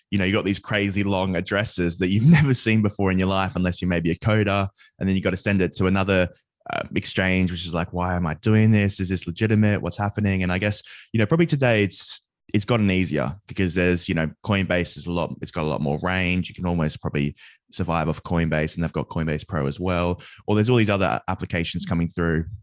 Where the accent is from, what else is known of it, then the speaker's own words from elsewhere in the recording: Australia; now in United Kingdom; So I'm from Australia, but I moved to the UK, and I was just at college uh, early on, and a friend introduced me to crypto.